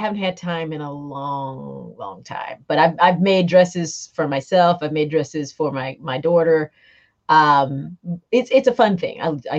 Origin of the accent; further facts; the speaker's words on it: South Carolina, United States; moved away as an adult; now in Mableton, United States; I'm from South Carolina. So one state over, the big city